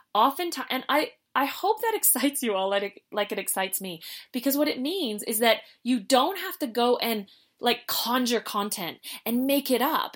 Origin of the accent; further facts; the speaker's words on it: Canada; we're from Canada